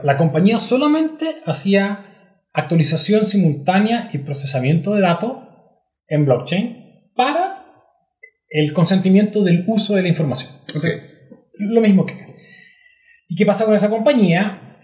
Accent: Chile; uno como chileno

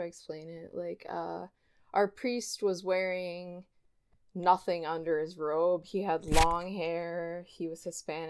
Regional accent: Wiesbaden, Hesse, Germany; born there; first language German; English is a second language; But prior to that I was born in Wiesbaden, Germany.

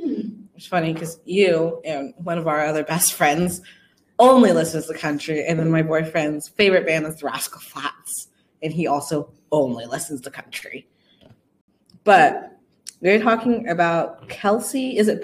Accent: Texas, United States; born there; I was born in Texas, do not listen to country.

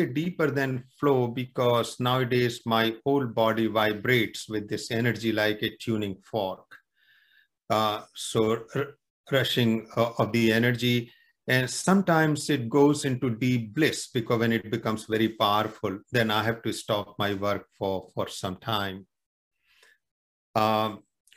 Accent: near the Himalayas, northern India, India; moved away as an adult; now in Canada; originally I am from India, northern India, very close to the Himalayas. And I'm settled now in Canada

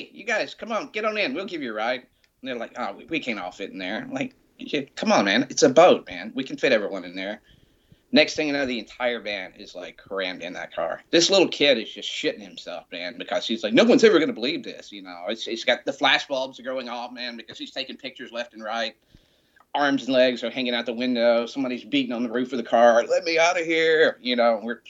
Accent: Montgomery, Alabama, United States; moved away as an adult; also born or lived in Savannah, Georgia / Atlanta, Georgia; me being from little old Montgomery

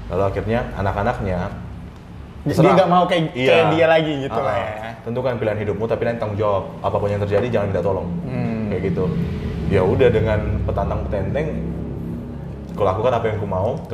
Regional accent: Pematangsiantar, North Sumatra, Indonesia; Nah satu lagi kita kan orang Batak. Iya iya.

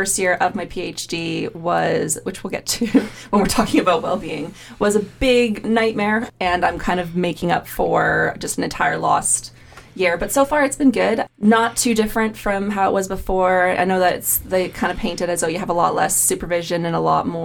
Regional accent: Canada; moved away as an adult; now in Manchester, United Kingdom; I'm from Canada

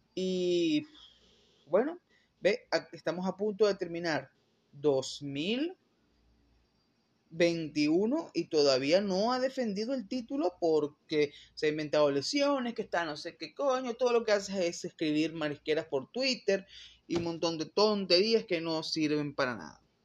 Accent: Venezuela; yo soy venezolano

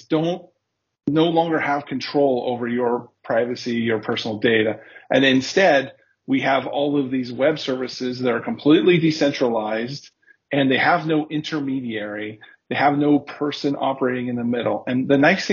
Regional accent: Southern California, United States; moved away as an adult; now in Berlin, Germany; I am originally from Southern California in the United States, but now today I live in Berlin. I've been here for 3 years.

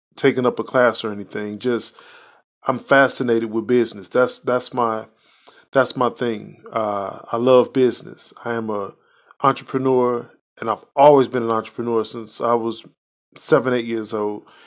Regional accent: Chicago, Illinois, United States; now in Indiana, United States; I was born and raised in Chicago, live in Indiana

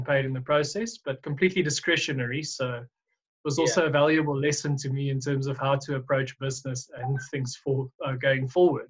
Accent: Pretoria, Gauteng, South Africa; I was born and raised in Pretoria and spent my whole life here.

